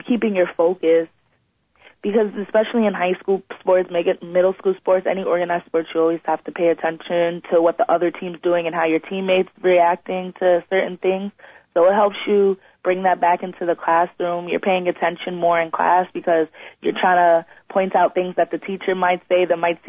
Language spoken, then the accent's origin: English; Long Island, New York, United States; we're from Long Island, we usually go to New York City